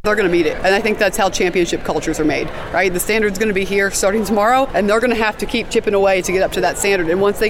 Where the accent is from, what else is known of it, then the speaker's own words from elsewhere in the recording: West Virginia, United States; it kept me in my home state.